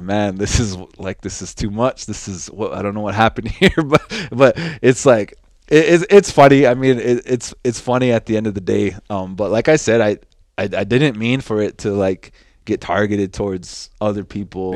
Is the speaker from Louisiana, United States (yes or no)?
no; North Dakota, United States; also born or lived in Cheyenne River, South Dakota; I grew up here. in Standing Rock and also in Cheyenne River